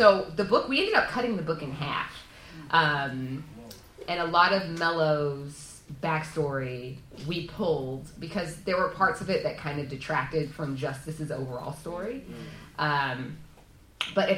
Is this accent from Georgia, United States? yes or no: yes; Atlanta, Georgia, United States; I'm from Atlanta, so we talk a very specific way